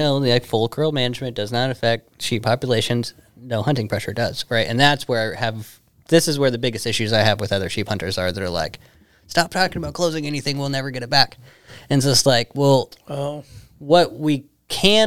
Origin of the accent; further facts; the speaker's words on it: Kenai Peninsula, Alaska, United States; growing up on the Kenai, you know, I was born and raised down there